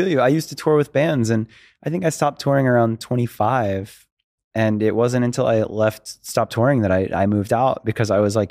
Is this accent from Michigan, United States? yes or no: no; Florida, United States; now in Los Angeles, United States; I talk about Los Angeles so much because I moved here from Florida.